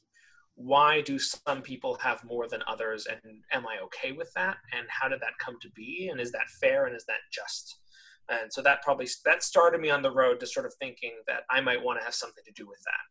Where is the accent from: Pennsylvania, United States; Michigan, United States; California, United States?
California, United States; also born or lived in Los Angeles; I grew up in California. I was born in the city of Los Angeles, but spent most of my like growing up years in the suburbs outside